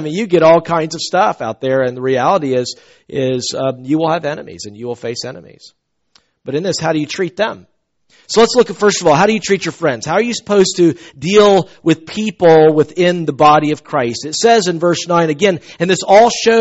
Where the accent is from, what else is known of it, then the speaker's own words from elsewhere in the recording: the South, United States; I'm from the South.